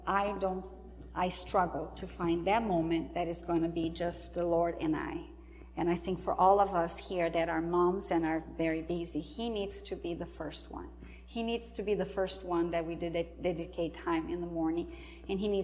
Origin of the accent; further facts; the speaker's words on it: home state with Iguaçu Falls, Paraná, Brazil; moved away; This is Iguaçu Falls. Not in my hometown, my home state